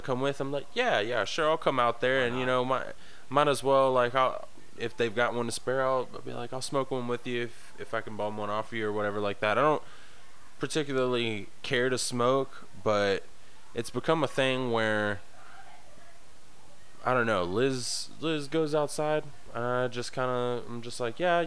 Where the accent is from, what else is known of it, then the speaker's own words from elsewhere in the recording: the South, United States; now in Nebraska, United States; I was born and raised in the South